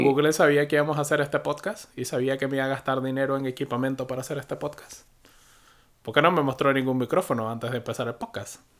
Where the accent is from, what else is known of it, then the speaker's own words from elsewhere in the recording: Venezuela; moved away as an adult; also born or lived in United Kingdom; Yo nunca he usado blocker hasta que salí de Venezuela